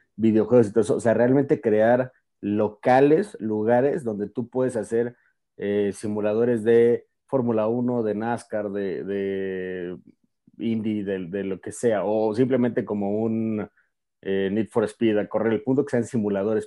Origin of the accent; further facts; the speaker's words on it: Mexico City, Mexico; yo soy de la Ciudad de México